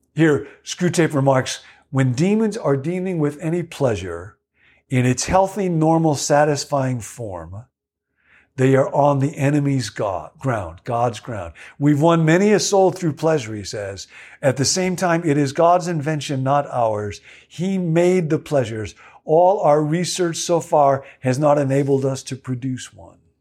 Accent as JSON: {"language": "English", "area": "Rockville", "region": "Illinois", "country": "United States", "tie": "born or raised there", "said": "the Baptist church in which I grew up in Rockville, Illinois"}